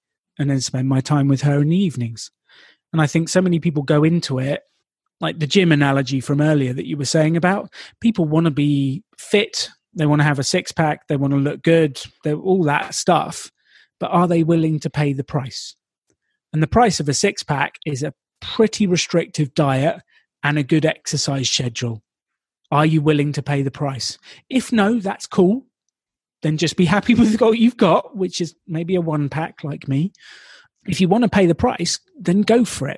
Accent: United Kingdom; I'm British

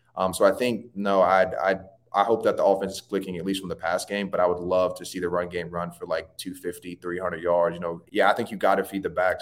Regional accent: Tallahassee, Florida, United States; I was born in Tallahassee Memorial

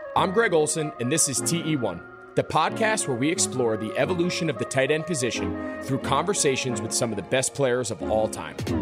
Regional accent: United States; I grew up outside of New York City in like a typical New York suburb

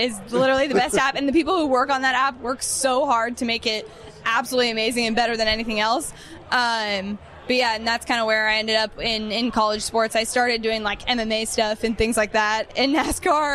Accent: Bay Area, California, United States; I grew up in the Bay Area

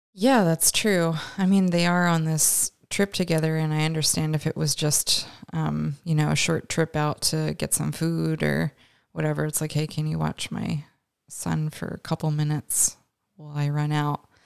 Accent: Canada; we're both Canadian

